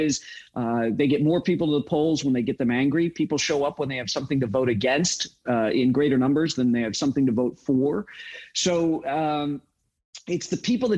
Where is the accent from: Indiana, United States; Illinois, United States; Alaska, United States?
Illinois, United States; Chicago; moved away; also born or lived in Utah; I grew up in Chicago